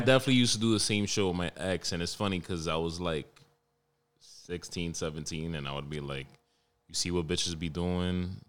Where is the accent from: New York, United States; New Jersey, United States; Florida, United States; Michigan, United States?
New York, United States; New York City; I'm from Harlem